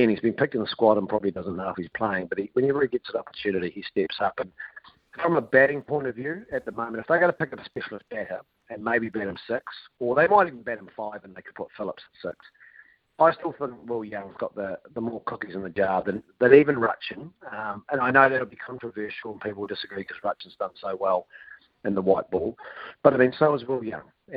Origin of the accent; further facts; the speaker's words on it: Otago, New Zealand; I know I'm from Otago